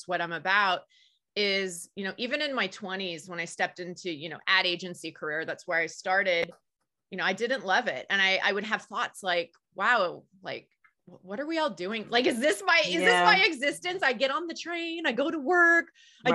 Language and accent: English; the Bay Area, California, United States; I grew up in the Bay Area